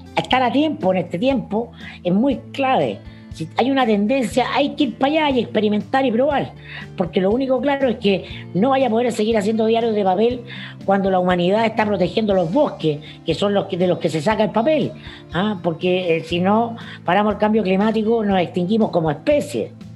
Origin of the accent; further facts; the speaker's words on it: Chile; como muchos chilenos